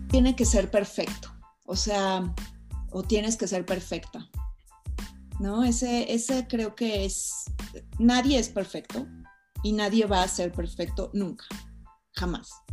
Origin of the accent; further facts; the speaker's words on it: Mexico; soy una mujer mexicana